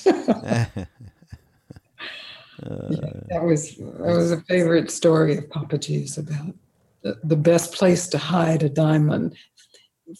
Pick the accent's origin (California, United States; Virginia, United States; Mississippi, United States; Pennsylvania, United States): Mississippi, United States; I grew up in the South, in Mississippi.